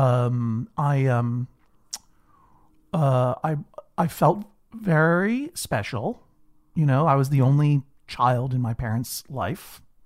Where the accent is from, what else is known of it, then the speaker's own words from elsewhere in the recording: Brookline, Massachusetts, United States; I, I grew up in Brookline, Massachusetts, uh, a, a leafy suburb, for the most part, of, of Boston